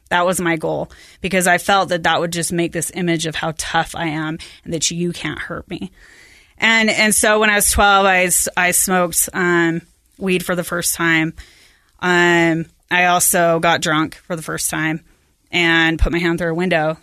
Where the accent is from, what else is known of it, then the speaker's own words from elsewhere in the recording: West Valley / Bountiful, Salt Lake area, Utah, United States; at the end of sixth grade, my parents decided that we were gonna move to Bountiful and, and to the top of the hill in Bountiful